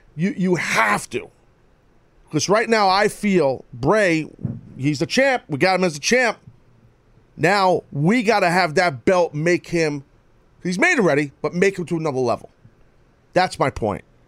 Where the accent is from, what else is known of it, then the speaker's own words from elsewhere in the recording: New York City, New York, United States; in my hometown